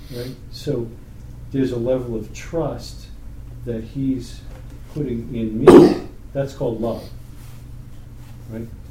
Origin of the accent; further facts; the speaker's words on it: New York, United States; I'm from New York